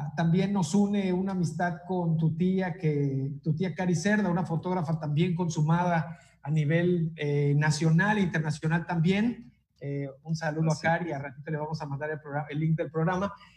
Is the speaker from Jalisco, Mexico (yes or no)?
no; Tabasco, Mexico; los tabasqueños estudiamos donde se nos da la chingada gana